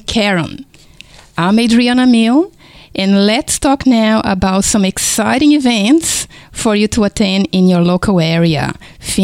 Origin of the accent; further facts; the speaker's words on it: Brazil; English is a second language; now in Kingston, Australia; if you notice my foreign accent, is because I was born in Brazil